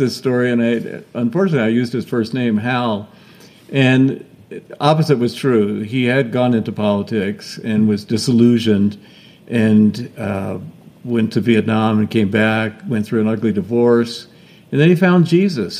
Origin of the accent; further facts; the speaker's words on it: Georgia, United States; moved away; I grew up in Georgia, not too far away from you